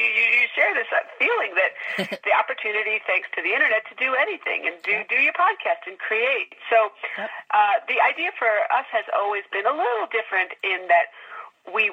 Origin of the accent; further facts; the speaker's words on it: Chicago suburbs, Illinois, United States; moved away; I grew up in the Chicago suburbs with petunia flats in our backyard.